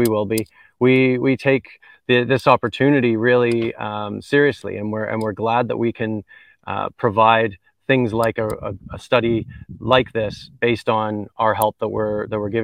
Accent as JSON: {"language": "English", "country": "Canada", "accent": "twang", "moved": "as an adult", "lives_now": "Jamaica", "said": "So I'm a Canadian. You can probably tell from some of my twang"}